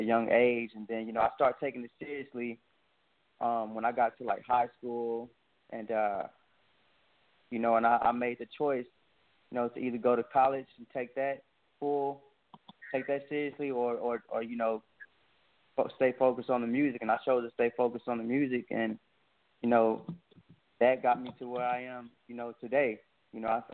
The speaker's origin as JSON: {"language": "English", "town": "Dallas", "region": "Texas", "country": "United States", "tie": "born or raised there", "said": "from Dallas, Texas, born and raised."}